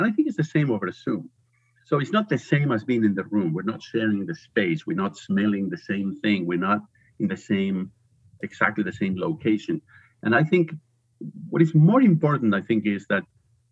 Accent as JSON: {"language": "English", "country": "Spain", "also_born_or_lived": "United States", "second_language": "English", "moved": "as an adult", "lives_now": "United Kingdom", "said": "I'm originally from Spain. I think people will detect an accent pretty quickly"}